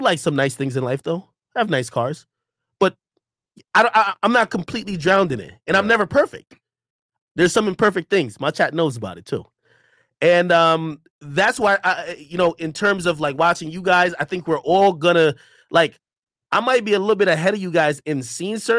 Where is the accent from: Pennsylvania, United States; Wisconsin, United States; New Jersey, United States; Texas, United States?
New Jersey, United States; also born or lived in Jamaica; My mom brought me over here and we lived in New Jersey